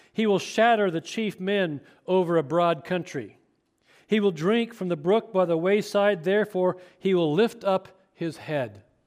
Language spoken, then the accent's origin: English; Chapman, Kansas, United States; growing up in Chapman, Kansas, not far from here